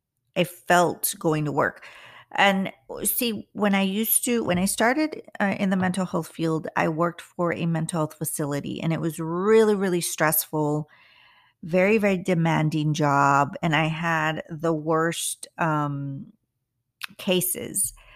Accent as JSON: {"language": "English", "country": "United States", "said": "I'm not white and I'm not all American, which I consider myself all American, but I am Mexican American. So it's a little hard for us in the Latin, the Latinos that are living here in the United States."}